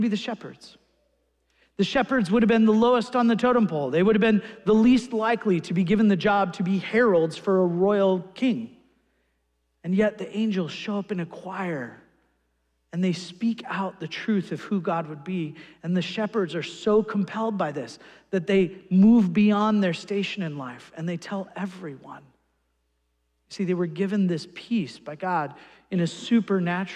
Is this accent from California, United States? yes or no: yes; California, United States; I grew up in California, and where I was then was Newport Beach, California.